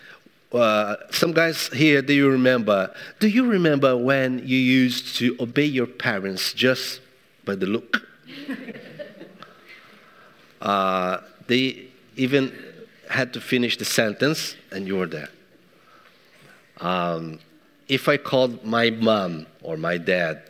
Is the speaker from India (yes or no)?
no; Brazil; now in England, United Kingdom; I'm from Brazil.